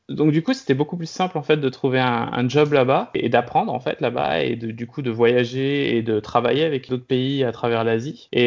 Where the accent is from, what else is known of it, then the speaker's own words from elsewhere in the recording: Brest, Brittany, France; now in Culemborg, Netherlands; j'ai passé la plupart de mon enfance en, Bretagne, à Brest. C'est un peu ce que je considère comme euh, la maison. En ce moment, donc, euh, je vis aux Pays-Bas, dans une petite ville qui s'appelle Culembor qui est au sud d'Utrecht